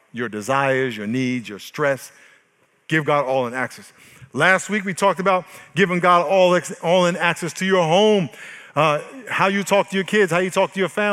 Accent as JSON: {"language": "English", "region": "New York", "country": "United States", "moved": "yes", "lives_now": "San Diego, United States", "said": "I am from New York"}